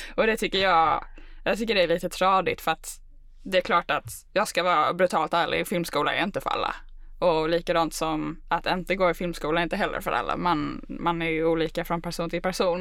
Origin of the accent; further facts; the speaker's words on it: Malmö, Skåne, Sweden; moved away as an adult; now in Stockholm, Sweden; Jag är född och uppvuxen i Malmö.